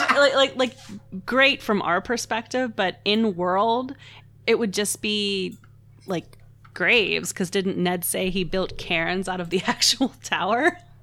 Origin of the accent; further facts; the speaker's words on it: Pittsburgh, Pennsylvania, United States; I'm from Pittsburgh and we don't really have a public transit system